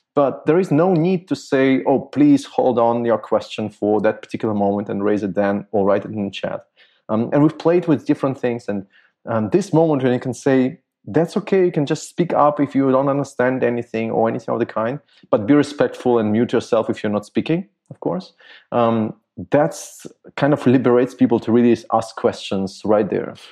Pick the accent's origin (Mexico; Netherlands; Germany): Germany; I grew up in Germany